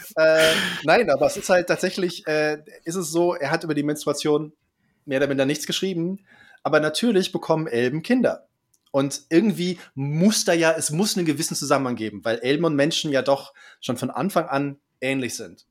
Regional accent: Jena, Thuringia, Germany; ich bin aus Jena

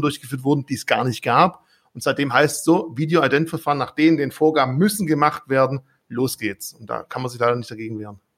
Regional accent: Swabia, Baden-Württemberg, Germany; als Schwabe

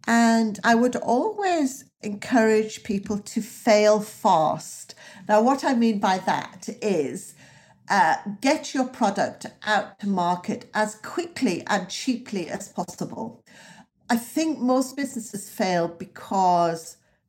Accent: the north of England, United Kingdom; So I grew up in the North and I have a lifelong affection for America.

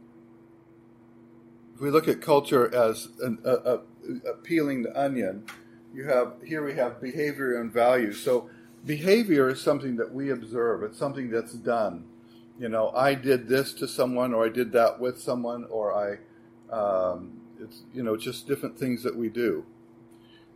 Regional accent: United States; moved away as an adult; now in Sweden; I'm American

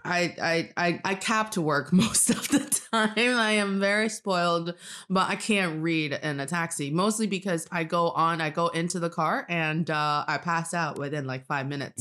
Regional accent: Northeast China, China; now in Beijing, China; I am from the northeast part of China, and I'm speaking to you today from Beijing

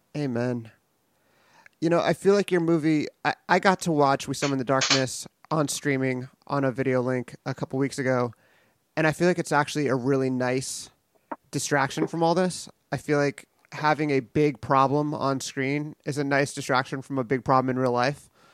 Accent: Los Angeles, California, United States; my hometown, San Pedro, California, and it was common knowledge at my junior high

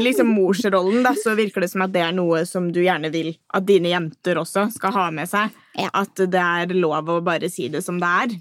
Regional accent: Norway; jeg er typisk norsk på det

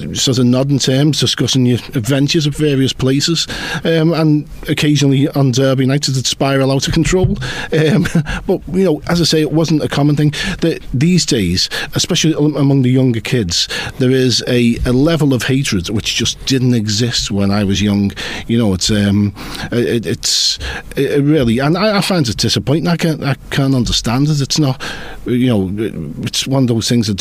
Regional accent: Liverpool, North West England, United Kingdom; I've never felt prouder being a Scouser.

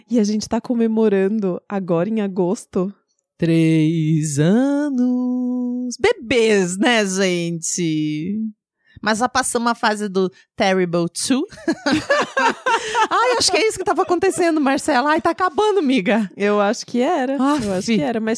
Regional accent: São Paulo, Brazil; eu nasci e cresci em São Paulo, na capital. Então eu sou uma pessoa super urbana

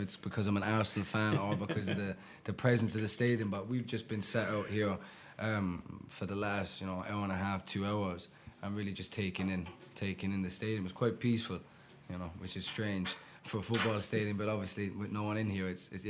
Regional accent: Ireland; moved away; also born or lived in Stoke Newington, London; I was born in Stoke Newington, born in Homerton Hospital in Stoke Newington. My mum's side of the family are all from Hackney. And was raised in Ireland.

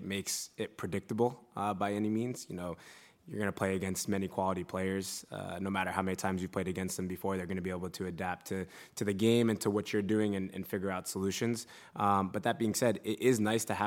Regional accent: United States; moved away as an adult; now in Leeds, United Kingdom; I'm American wherever I go.

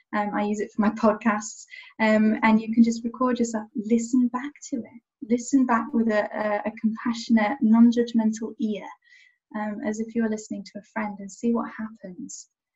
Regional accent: Niger; now in England; I'm English, I'm living in England, I was born and raised in Niger, West Africa, but in terms of cultural impact, the kind of patchwork of me, there's France, there's American, there's international

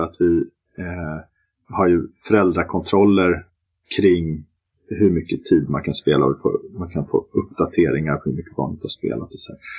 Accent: Stockholm, Stockholm County, Sweden; also born or lived in Malmö; Jag är ju stockholmare som alla hör

